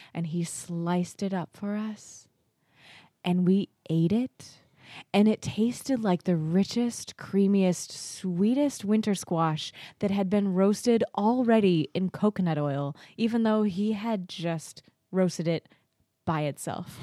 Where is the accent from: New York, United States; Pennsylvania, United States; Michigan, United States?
New York, United States; Naples; also born or lived in Kentucky; I was born in Kentucky, but I moved here to the Finger Lakes, to Naples, when I was four. So I like to say I was not born, but I was fairly effectively raised in the Finger Lakes